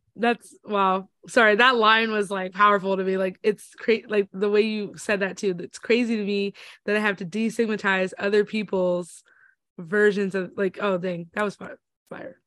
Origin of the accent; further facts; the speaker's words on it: Florida, United States; growing up in Florida